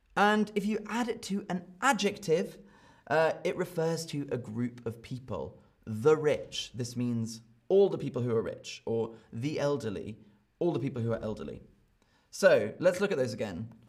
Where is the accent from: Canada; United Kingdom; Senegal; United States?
United Kingdom; accent: British; I speak with a British accent